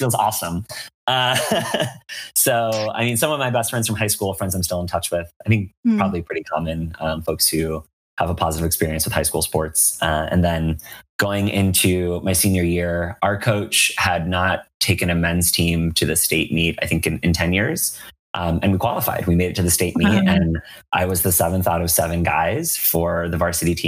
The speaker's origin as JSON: {"language": "English", "region": "Western Massachusetts", "country": "United States", "tie": "born or raised there", "moved": "yes", "lives_now": "San Francisco, United States", "said": "I grew up in Western Massachusetts"}